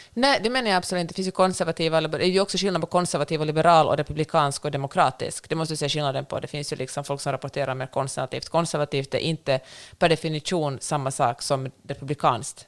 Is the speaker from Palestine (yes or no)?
no; Finland; jag har vuxit upp i Finland